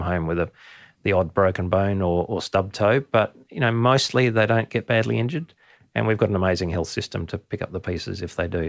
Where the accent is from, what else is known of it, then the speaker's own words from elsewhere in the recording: Adelaide, South Australia, Australia; as a kid, I grew up in Adelaide in the city